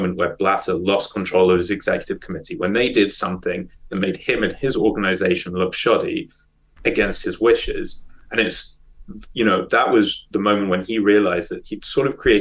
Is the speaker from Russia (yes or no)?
no; South Africa; moved away; I was born in South Africa and still support the South African national team